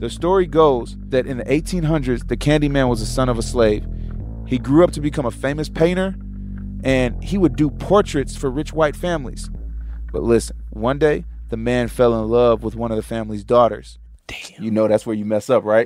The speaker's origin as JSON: {"language": "English", "town": "Chicago", "region": "Illinois", "country": "United States", "tie": "born or raised there", "said": "I grew up in the western suburbs"}